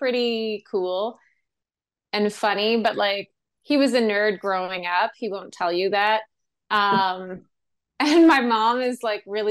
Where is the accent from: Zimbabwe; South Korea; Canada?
Canada; Sault Ste. Marie, Ontario; moved away as an adult; also born or lived in Toronto; growing up in Sault Ste. Marie, Ontario